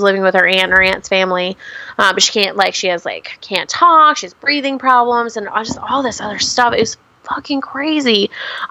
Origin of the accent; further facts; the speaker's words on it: Washington, United States; I'm from Washington State.